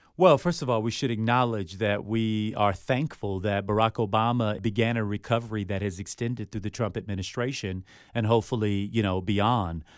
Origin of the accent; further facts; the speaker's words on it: Miami, Florida, United States; growing up where I grew up, I mean, I'm from Miami